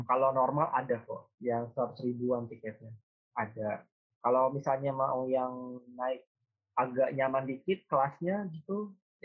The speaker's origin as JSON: {"language": "Indonesian", "region": "Jakarta", "country": "Indonesia", "also_born_or_lived": "Semarang", "moved": "as an adult", "said": "gue sebagai orang Jakarta, orang Jabodetabek"}